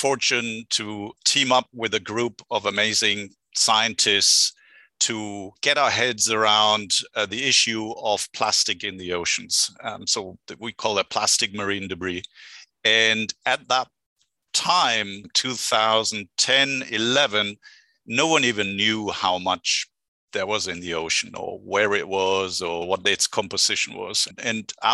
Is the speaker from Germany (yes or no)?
yes; Germany; accent: German; English is a second language; moved away as an adult; also born or lived in Berlin / United Kingdom / France; now in Santa Barbara, United States; I hail from Germany, which you can probably hear by the accent, but I've been a California transplant for the last 17 years